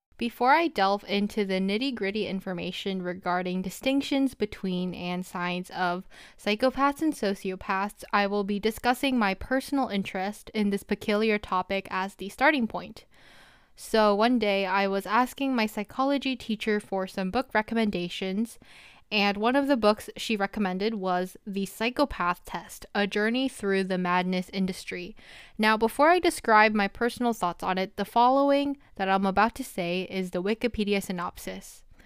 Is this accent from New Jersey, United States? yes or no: yes; New Jersey, United States; I am a senior from New Jersey